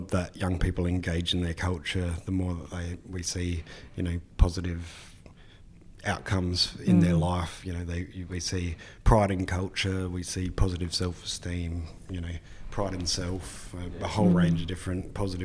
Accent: Rapid Bay, South Australia, Australia; I'd grown up, you know, fishing Rapid Bay from as early as I could remember

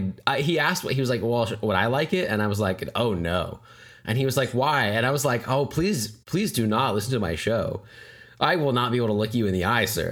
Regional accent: Broken Arrow, Oklahoma, United States; Brent and I grew up here, we grew up in Broken Arrow, Oklahoma

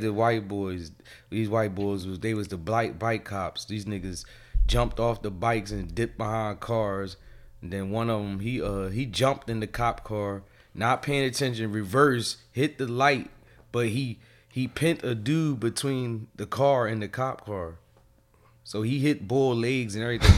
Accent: Philadelphia, Pennsylvania, United States; I'm from Phil

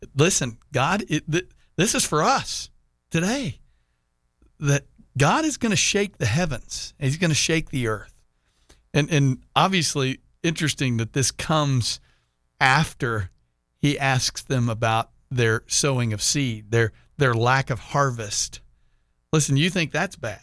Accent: Texas, United States; now in Jacksonville, United States; being a Texan

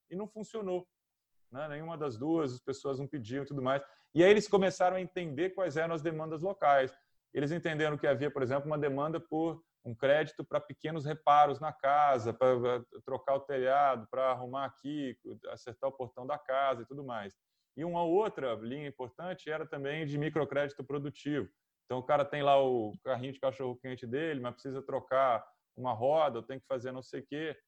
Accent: Brazil; eu sou de São Paulo

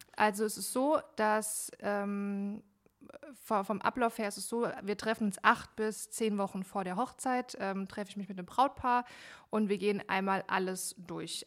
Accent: Frankfurt, Hesse, Germany; now in Hanau, Germany; aus Hanau slash Frankfurt. Äh, ich bin jetzt erst vor knapp einem Jahr nach Hanau gezogen, ähm, aber ich sag mal so aus dem Rhein-Main-Gebiet

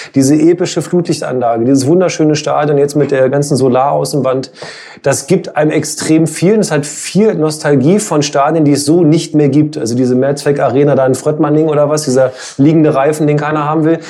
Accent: Hildesheim, Lower Saxony, Germany; ich komme aus Hildesheim

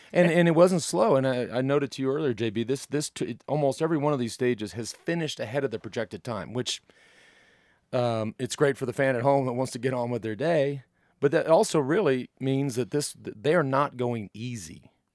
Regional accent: United States; from experience as an American and, and riding for an American team

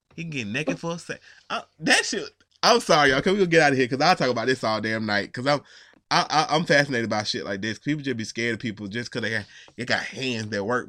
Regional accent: Georgia, United States; I'm from Georgia

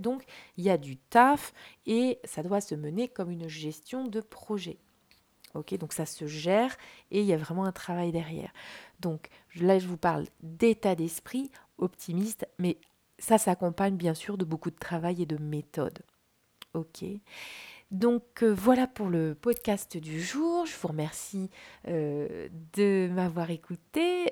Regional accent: France; en tant que Français

